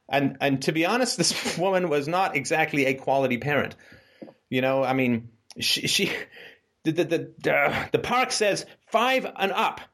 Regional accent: England, United Kingdom; also born or lived in Canada; I grew up poor in England. I grew up poor in Canada. I mean, we moved so many times.

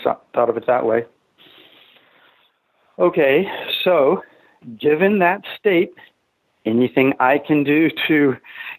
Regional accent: Texas, United States; moved away; I'm from Texas

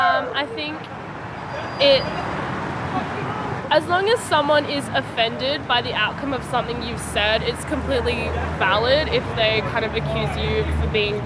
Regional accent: Sydney, New South Wales, Australia; I grew up in the West and now moving into, I guess, into the city and into the inner West

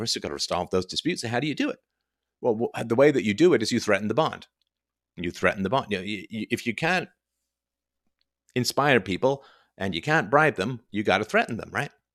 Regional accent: Canada; I'm so Canadian

